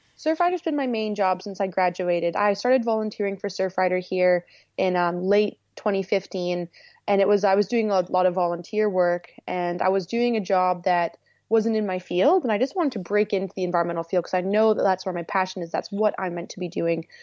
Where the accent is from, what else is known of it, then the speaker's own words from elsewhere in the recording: Manitoulin Island, Northern Ontario, Canada; moved away as an adult; also born or lived in Tofino, British Columbia; I moved to Northern Ontario to the Great Lakes, to another island called Manitoulin